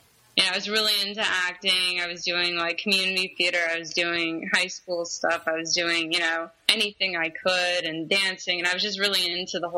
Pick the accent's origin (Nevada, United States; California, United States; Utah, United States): California, United States; Pacifica; moved away as an adult; now in North Carolina, United States; I was born and raised in Pacifica, California, right outside of San Francisco.